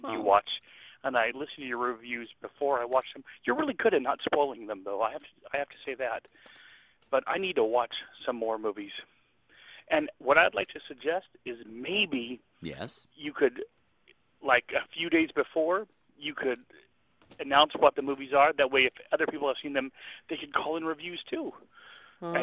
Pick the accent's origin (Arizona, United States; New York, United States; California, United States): California, United States; Fresno; Fresno, my hometown